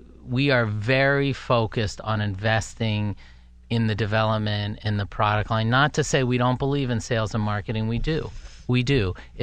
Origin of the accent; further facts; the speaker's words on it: Philadelphia, Pennsylvania, United States; moved away as an adult; also born or lived in Naples, Italy / California / New York; now in Pittsburgh, United States; I grew up in the Philly area. I lived in California. I actually came here, and this was 25 plus years ago.